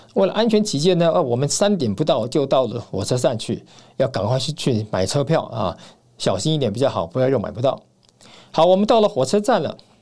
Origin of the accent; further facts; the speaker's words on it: Taiwan; 在台湾这样的这个小岛上面呢，土生土长的